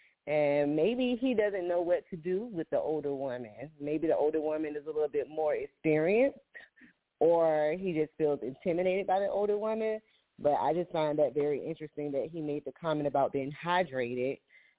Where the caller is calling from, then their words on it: Jacksonville, United States; calling from Jacksonville